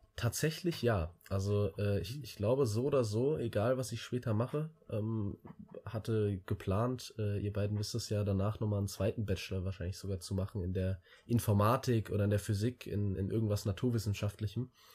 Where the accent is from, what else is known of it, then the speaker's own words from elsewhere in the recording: Wiesbaden, Hesse, Germany; ich komme aus, aus einem ganz kleinen Vorort von Wiesbaden